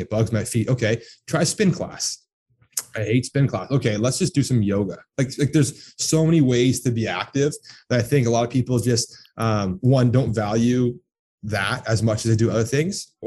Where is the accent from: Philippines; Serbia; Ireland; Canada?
Canada; Toronto, Ontario; also born or lived in Texas / Orlando; I was born and raised in Toronto, or just on the east side of Toronto